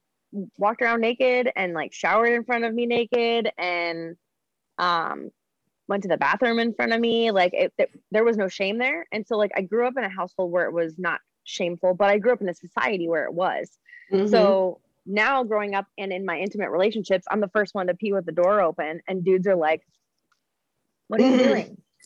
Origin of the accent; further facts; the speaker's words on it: Midwest, United States; So of course us growing up in the Midwest with perfectionist mothers